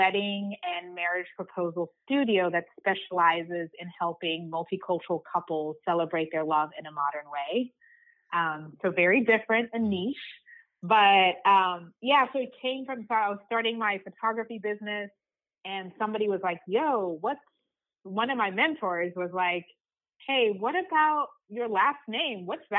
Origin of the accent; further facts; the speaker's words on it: Zimbabwe; also born or lived in Uganda; I was born in Uganda, which is a small country in East Africa. I grew up in Zimbabwe because Uganda had some political turmoil.